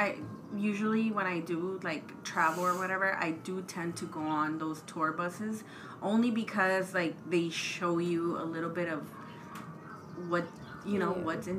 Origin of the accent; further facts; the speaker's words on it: Texas, United States; now in Rochester, United States; I'm originally from Texas, moved to Rochester, currently living in Rochester.